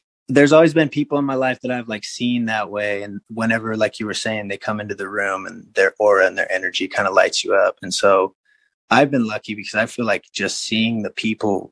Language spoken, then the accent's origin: English; Salt Lake City, Utah, United States; I grew up in Salt Lake City